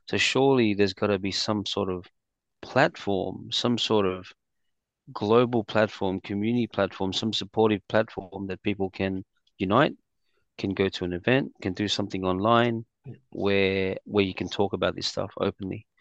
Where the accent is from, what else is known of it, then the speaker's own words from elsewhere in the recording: Sydney, New South Wales, Australia; also born or lived in Philippines / Quakers Hill; So I migrated here with my family from Philippines to Australia around the yeah, late 80s and growing up in Randwick was actually our first area